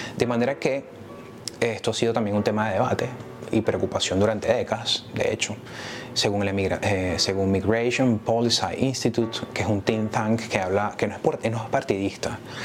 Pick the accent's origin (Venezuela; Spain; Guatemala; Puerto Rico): Venezuela; nosotros como venezolanos y como latinoamericanos